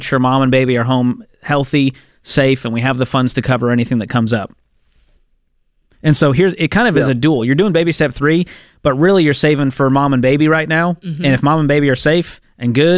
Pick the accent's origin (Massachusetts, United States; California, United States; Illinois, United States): Massachusetts, United States; Boston; moved away; my hometown, Boston, Massachusetts